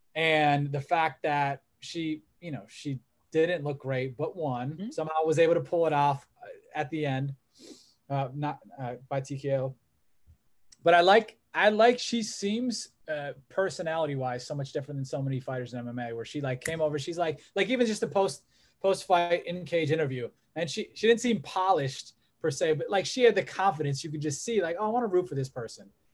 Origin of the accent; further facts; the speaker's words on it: Olmsted Falls, Ohio, United States; who are from our hometown